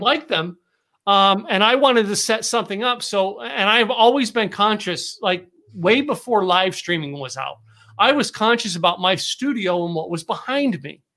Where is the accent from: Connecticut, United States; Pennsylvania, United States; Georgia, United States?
Pennsylvania, United States; the Poconos; now in Texas, United States; I grew up in the Poconos.